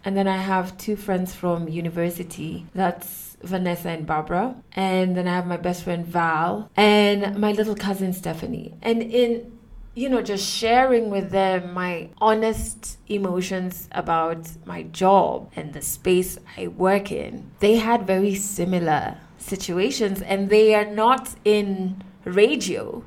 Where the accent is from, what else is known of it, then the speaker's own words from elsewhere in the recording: Kenya; I am a Kenyan woman who has been on radio for the past nine years